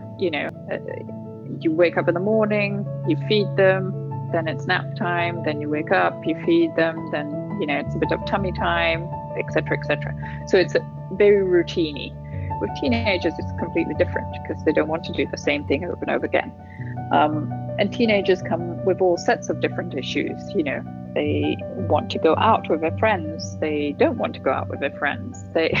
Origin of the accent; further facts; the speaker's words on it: Italy; moved away as an adult; also born or lived in Turkey; So my mum's English, my dad's Italian. I was born in Italy. We moved around Italy until I was 8. Then we moved to Turkey for 3 years, then back to Italy. I finished high school in Italy and then came to the UK